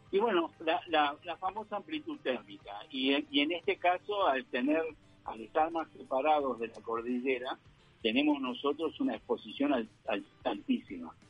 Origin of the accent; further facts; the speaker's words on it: Montevideo, Uruguay; moved away as an adult; now in Neuquén, Argentina; Soy uruguayo, viví en, Carrasco, en Montevideo, hasta los 20, 21 años cuando vine aquí a la Argentina